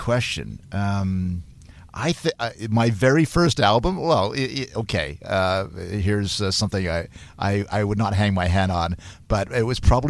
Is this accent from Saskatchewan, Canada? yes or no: no; Hamilton, Ontario, Canada; also born or lived in Manchester, United Kingdom; I was born in Manchester, UK, and then grew up in Hamilton.